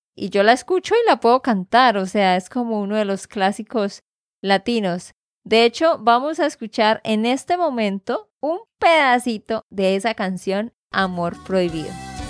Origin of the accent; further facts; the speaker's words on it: Santander, Colombia; de Santander, Colombia